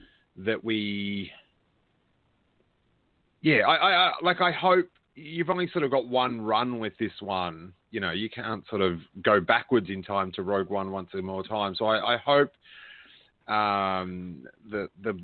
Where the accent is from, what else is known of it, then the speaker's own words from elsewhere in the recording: Rosebud, Victoria, Australia; I was down where I grew up in Rosebud